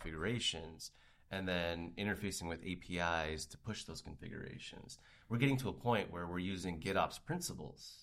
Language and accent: English; Canada; as a Canadian, we don't get this kind of action up in Canada.